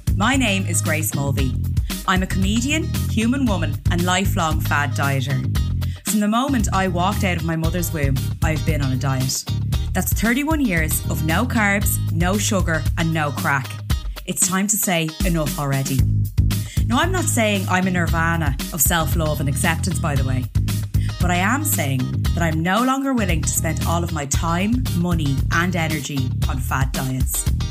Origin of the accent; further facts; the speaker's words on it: Ireland; As an Irish person